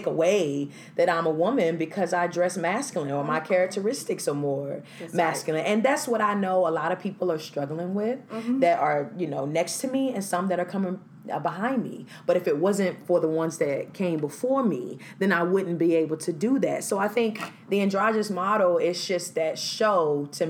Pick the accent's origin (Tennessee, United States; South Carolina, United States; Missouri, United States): South Carolina, United States; Greenville; moved away; also born or lived in Charlotte, North Carolina; my hometown, Greenville, South Carolina